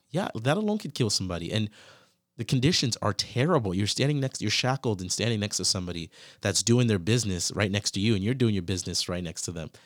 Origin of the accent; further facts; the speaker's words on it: United States; moved away; also born or lived in Canada / Ghana; when I grew up in the States, I felt like that was like a country, but I never really felt like it was my country.